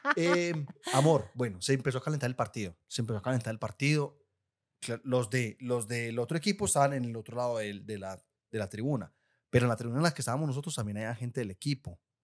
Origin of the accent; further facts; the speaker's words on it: Guatapé, Antioquia, Colombia; yo soy de Guatapé.